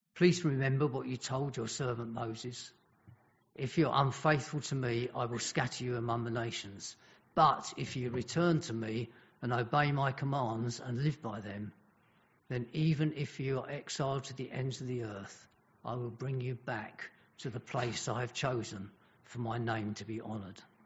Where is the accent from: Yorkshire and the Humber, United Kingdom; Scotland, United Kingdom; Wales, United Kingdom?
Wales, United Kingdom; Welsh; being Welsh